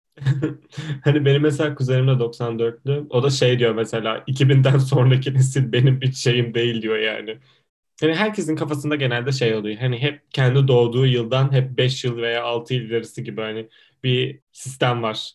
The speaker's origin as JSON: {"language": "Turkish", "region": "İzmir", "country": "Turkey", "said": "ben İzmirliyim"}